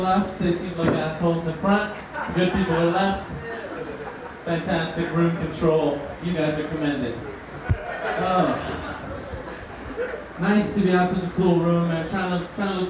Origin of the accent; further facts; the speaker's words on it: Miami, Florida, United States; I'm from Miami